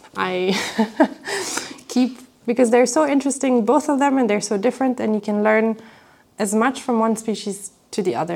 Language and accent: English; Belgium; in Belgium, I'm from Belgium